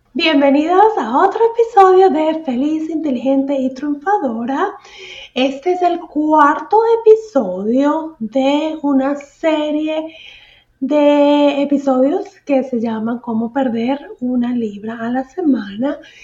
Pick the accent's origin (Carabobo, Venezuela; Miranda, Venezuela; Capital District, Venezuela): Miranda, Venezuela; San Antonio de los Altos; moved away as an adult; now in Houston, United States; cuando estaba en mi pueblito, el pueblito de San Antonio de los Altos